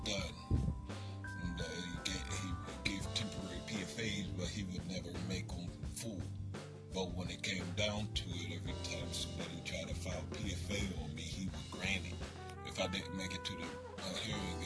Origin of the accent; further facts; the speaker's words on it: Pittsburgh, Pennsylvania, United States; now in New Castle, United States; I'm necessarily from Pittsburgh